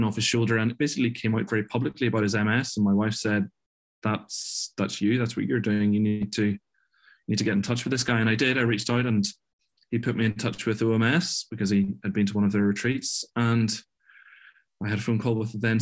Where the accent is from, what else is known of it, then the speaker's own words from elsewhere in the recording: Belfast, Northern Ireland, United Kingdom; also born or lived in Glasgow, Scotland; I'm from Northern Ireland. I was originally from Belfast.